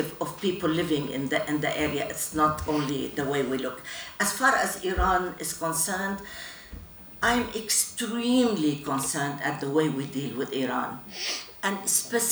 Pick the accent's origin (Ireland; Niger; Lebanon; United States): Lebanon; moved away; I grew up in Lebanon